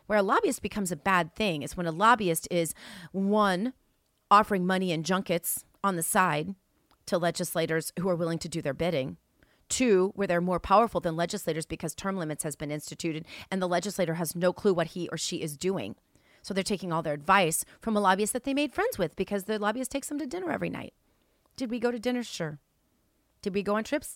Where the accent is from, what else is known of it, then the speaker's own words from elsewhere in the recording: St. Louis, Missouri, United States; now in Palm Beach, United States; I'm originally from Saint Louis, Missouri